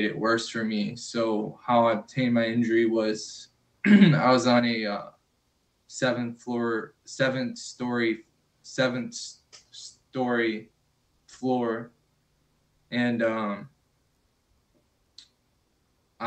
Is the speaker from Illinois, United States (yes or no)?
yes; Chicago, Illinois, United States; also born or lived in Florida; now in Seattle, United States; I'm originally born and raised in Chicago, Illinois, or how I like to call it, Chirac